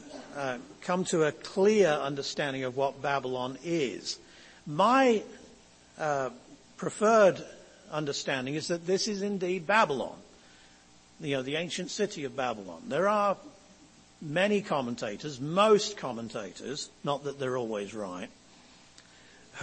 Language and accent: English; England, United Kingdom; As an Englishman